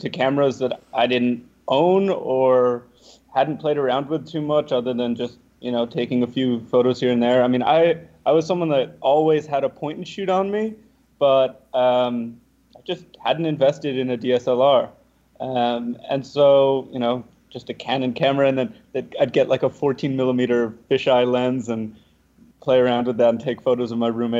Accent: Ossining, New York, United States; also born or lived in Albany; my hometown, from Ossining

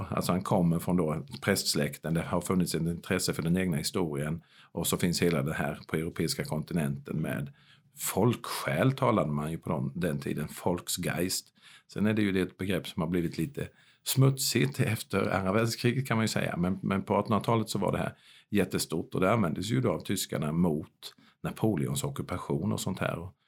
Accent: Kronoberg County, Sweden; Utan då är det kanske ändå min hembygd Småland och just Värend jag måste gå till.

